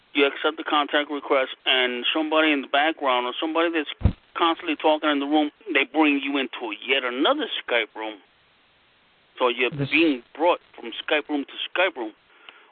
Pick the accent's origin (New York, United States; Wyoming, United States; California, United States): New York, United States; New York City; I'm from New York. You know, from Brooklyn, I grew up with the Irish mafia and the Italian mafia